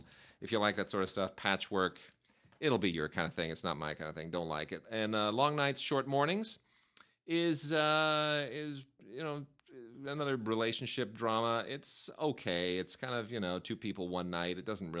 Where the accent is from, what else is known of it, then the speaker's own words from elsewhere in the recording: Pennsylvania, United States; You know, I come from Pennsylvania. I've grown up in, you know, a real working class environment, and it's there's no future to it.